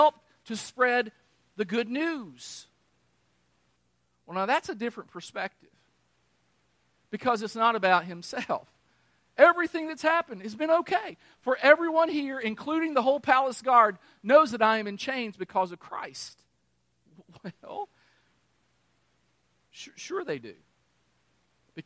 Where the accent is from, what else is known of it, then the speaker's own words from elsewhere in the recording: Kentucky, United States; moved away; also born or lived in New Mexico / Texas / Missouri; I'm from Kentucky. Remember, I'm from Kentucky. I lived in New Mexico for a while. I've lived in Texas. I lived in Missouri.